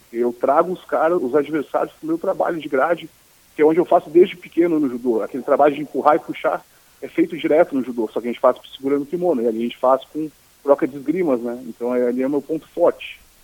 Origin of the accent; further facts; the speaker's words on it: Florianópolis, Santa Catarina, Brazil; accent: Manezinho; also born or lived in Porto Alegre; Meu lugar de origem é Florianópolis, obviamente, é minha terra natal